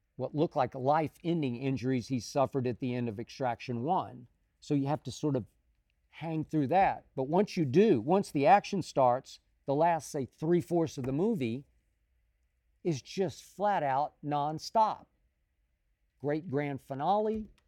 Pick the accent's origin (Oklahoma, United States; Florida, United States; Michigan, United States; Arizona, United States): Oklahoma, United States; Oklahoma City; moved away as an adult; also born or lived in Chicago / Dallas; my hometown of Oklahoma City